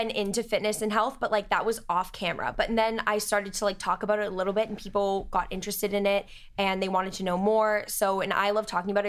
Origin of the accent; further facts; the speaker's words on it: Cape Cod, Massachusetts, United States; moved away as an adult; now in Boston, United States; I'm from Cape Cod.